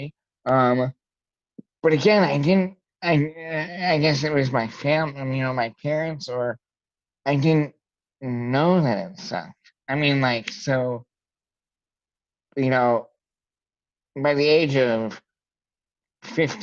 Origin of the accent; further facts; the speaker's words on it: rural northern Indiana, United States; I'm from rural northern Indiana